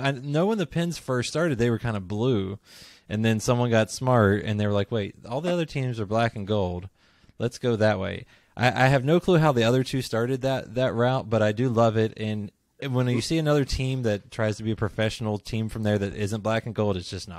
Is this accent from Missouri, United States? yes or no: no; near Pittsburgh, Pennsylvania, United States; now in Kentucky, United States; I grew up near Pittsburgh